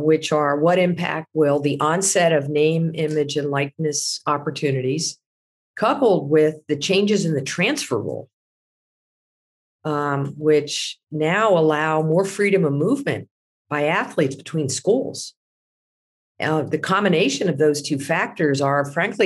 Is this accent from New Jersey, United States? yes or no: yes; Pennington, New Jersey, United States; my hometown of Pennington, New Jersey